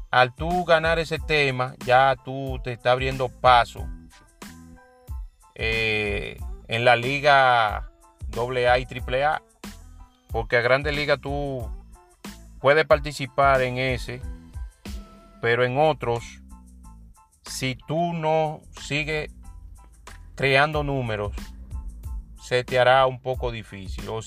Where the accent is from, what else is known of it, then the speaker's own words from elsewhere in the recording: San Francisco de Macorís, Duarte, Dominican Republic; ya que en realidad eh, es un franco macorizano, yo siempre he dicho que donde hay uno de mi tierra o un participante que yo entiendo que merece el apoyo